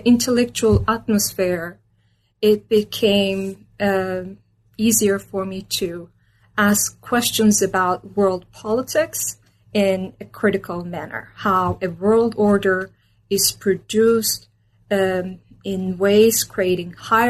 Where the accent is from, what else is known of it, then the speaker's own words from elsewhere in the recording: Istanbul, Turkey; moved away as an adult; also born or lived in Minnesota, United States; I was born and raised in Istanbul, Turkey